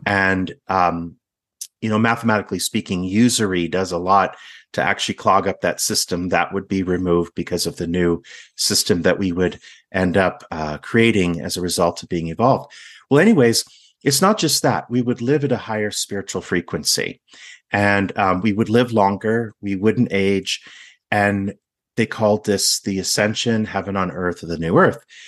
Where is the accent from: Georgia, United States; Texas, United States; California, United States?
California, United States; Laguna Beach; I'm from Laguna Beach